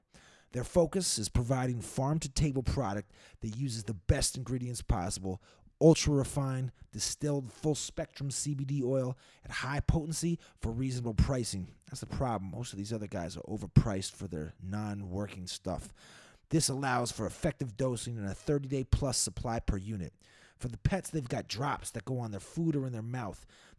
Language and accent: English; Boston, Massachusetts, United States; Yeah, bro, I'm from Mass. I'm from Boston.